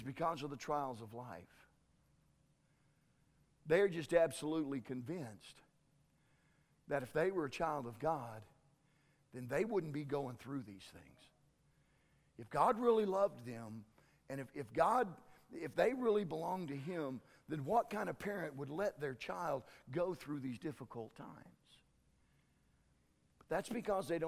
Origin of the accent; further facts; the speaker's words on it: Tyrone, Oklahoma, United States; I grew up over in Tyrone. In my senior year, which was 1978, our baseball team went to state